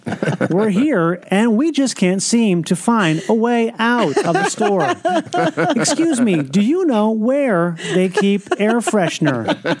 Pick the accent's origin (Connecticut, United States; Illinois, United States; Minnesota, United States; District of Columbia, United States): Minnesota, United States; Rochester; moved away; I grew up in Minnesota